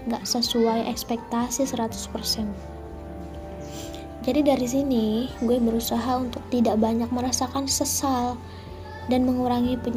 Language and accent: Indonesian; West Java, Indonesia; gue sih orang Sunda cuma gue kenal sama filosofi Jawa ini